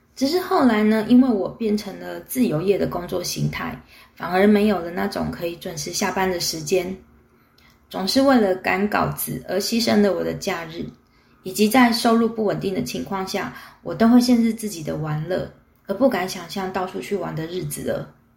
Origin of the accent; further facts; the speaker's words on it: Taipei, Taiwan; 位置就定在我从小长大的大稻城附近